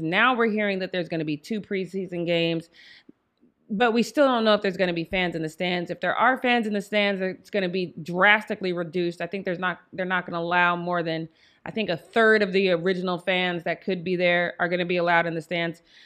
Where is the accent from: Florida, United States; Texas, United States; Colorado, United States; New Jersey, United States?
Colorado, United States; Denver; moved away; I am from Denver, Colorado